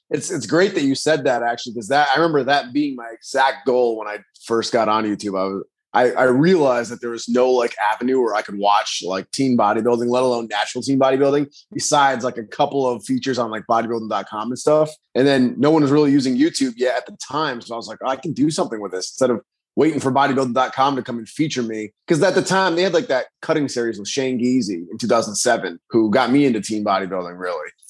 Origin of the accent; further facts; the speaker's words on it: Rhode Island, United States; also born or lived in Virginia; I was born and raised in Rhode Island, but then I did move out of state and I lived down in Virginia for a little bit. But hmm. then I, I ended up moving back to Rhode Island.